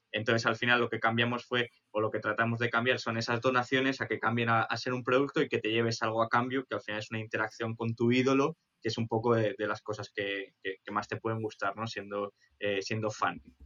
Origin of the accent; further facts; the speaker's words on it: Spain; siendo españoles